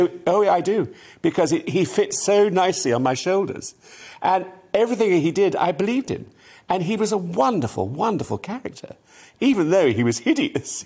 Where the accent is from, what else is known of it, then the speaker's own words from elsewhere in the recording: Salisbury, South West England, United Kingdom; I lived in Salisbury, I was brought up in Salisbury.